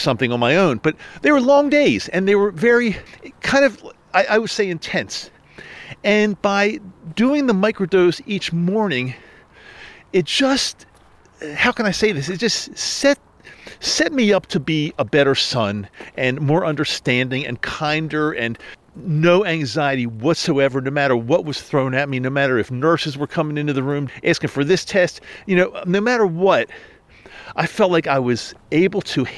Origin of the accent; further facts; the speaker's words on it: Maryland, United States; moved away; I had to return back east to where I grew up in Maryland